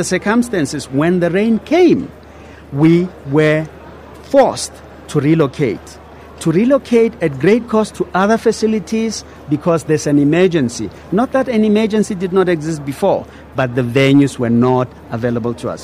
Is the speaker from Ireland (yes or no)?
no; South Africa; I'm South African.